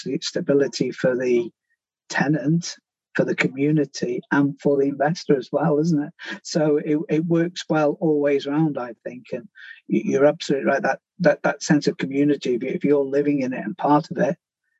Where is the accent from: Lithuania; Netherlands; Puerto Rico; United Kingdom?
United Kingdom; Manchester, North West England; My hometown of Manchester